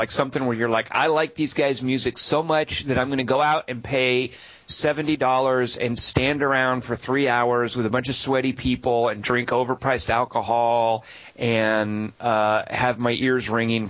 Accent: Arkansas, United States; I'm from Arkansas.

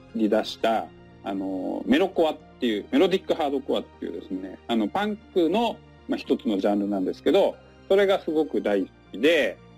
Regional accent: Chiba, Japan; moved away as an adult; also born or lived in Kyushu / Tokyo / Nara; now in Kusatsu, Japan; 出身は千葉県でして

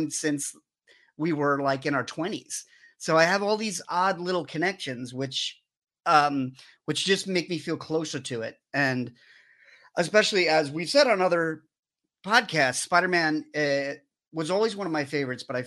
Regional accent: New York City, New York, United States; moved away; also born or lived in Astoria, Queens; I'm originally from Queens. I'm from Rockaway Beach and lived in Astoria for a long time

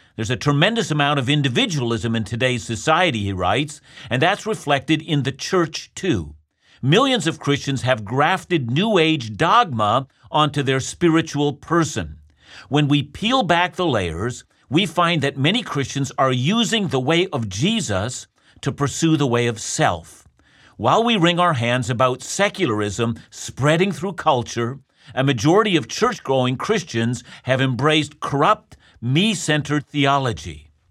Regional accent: Canada; I'm a Canadian

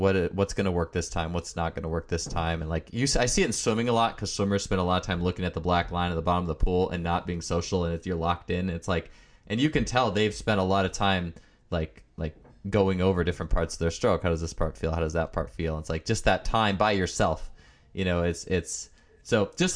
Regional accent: Wisconsin, United States; I'm from Wisconsin

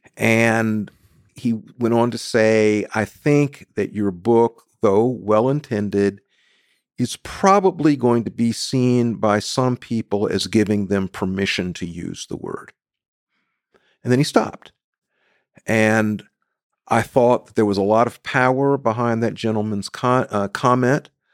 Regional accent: South Carolina, United States; I was born in the Deep South, South Carolina.

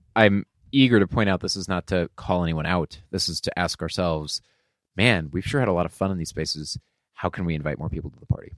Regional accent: Beaverton, Oregon, United States; I was a kid from Beaverton

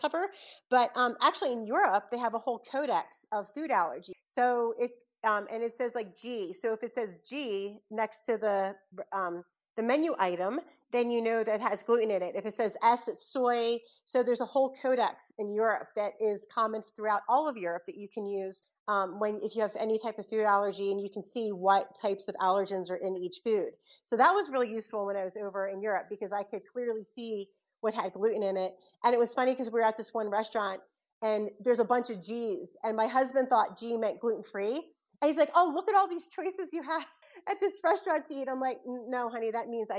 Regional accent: Philadelphia, Pennsylvania, United States; I'm from South Philly originally

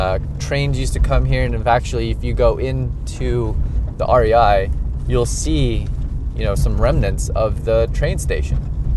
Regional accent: California, United States; now in Denver, United States; because I'm Californian, and I put a the in front of the number.

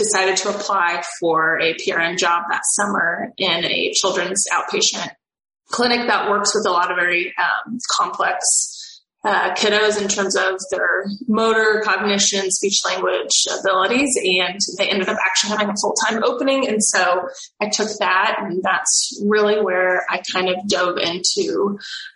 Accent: Missouri, United States; I'm from Missouri, a very rural state.

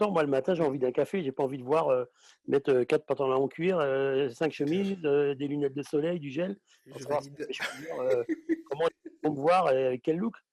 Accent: Guadeloupe, France; Moi, je suis Guadeloupéen, je vais arriver.

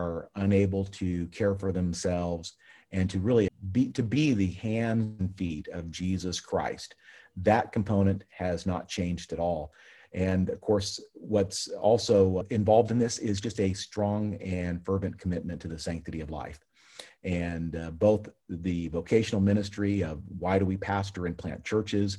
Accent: Central California, United States; moved away as an adult; also born or lived in Big Forks, Minnesota; I grew up in Central California

